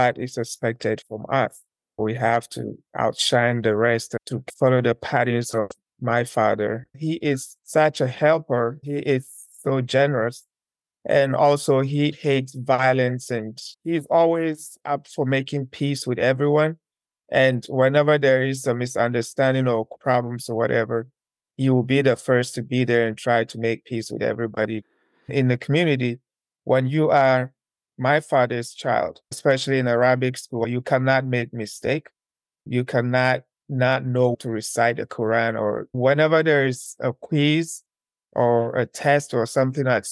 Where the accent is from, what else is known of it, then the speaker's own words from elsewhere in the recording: Ashanti, Ghana; moved away as an adult; now in South Africa; One of the provinces in Ghana is called Ashanti region. It's down in the southern part of Ghana. That's where I was born and raised.